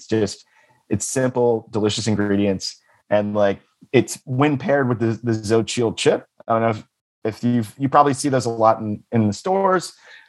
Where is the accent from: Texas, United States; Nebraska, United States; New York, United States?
Texas, United States; Dallas; It's made in my hometown in Dallas, Texas.